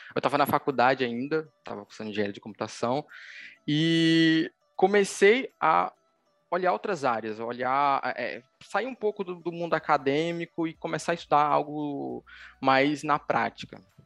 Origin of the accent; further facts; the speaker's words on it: Recife, Pernambuco, Brazil; sou daqui de Recife, Pernambuco